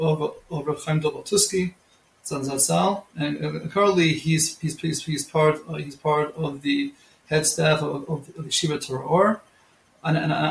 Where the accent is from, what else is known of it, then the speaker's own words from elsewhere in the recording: Monsey, New York, United States; moved away as an adult; also born or lived in Beit Shemesh, Israel; now in Israel; I'm originally from Muncie, New York.